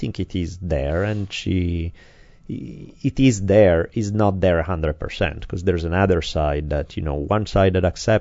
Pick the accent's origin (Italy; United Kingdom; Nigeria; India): Italy; English is a second language; now in United States; growing up in Italy